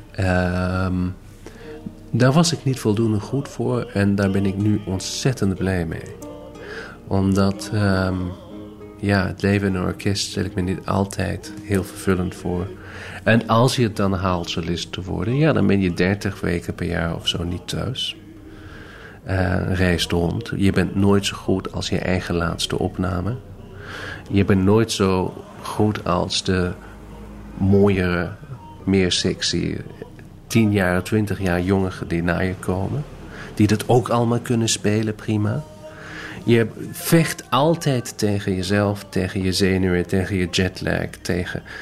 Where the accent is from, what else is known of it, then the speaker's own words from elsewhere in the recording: Detmold, North Rhine-Westphalia, Germany; also born or lived in Hamburg; Ik ben geboren in Hamburg, opgegroeid in een klein stadje met naam Detmold. Omdat hij had een goed muziekconservatorium.